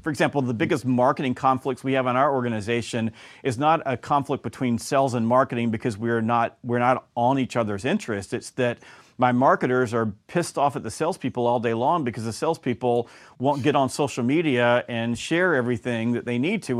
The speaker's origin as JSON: {"language": "English", "region": "the South", "country": "United States", "also_born_or_lived": "Georgia", "said": "I'm from the South"}